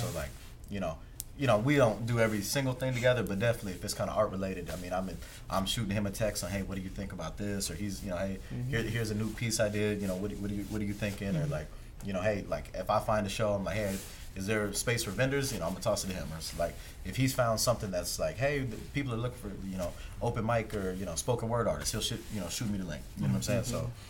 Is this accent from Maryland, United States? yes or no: yes; Maryland, United States; also born or lived in North Carolina; I'm also like from the East Coast, Maryland, DMV, moved here from North Carolina, Fort Bragg back in 07.